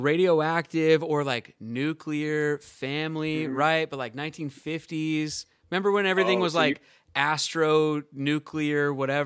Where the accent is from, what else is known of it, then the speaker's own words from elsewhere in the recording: Seattle, Washington, United States; moved away as an adult; also born or lived in New York; now in Los Angeles, United States; I'm from Seattle originally, born and raised. I went to New York for school and everything like that after high school and lived in New York for, like, 4 years. And then I've been in L.A. ever since.